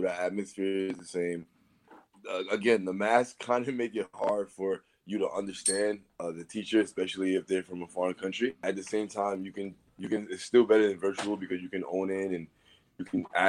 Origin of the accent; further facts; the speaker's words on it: New York City, New York, United States; I'm from Brooklyn, New York.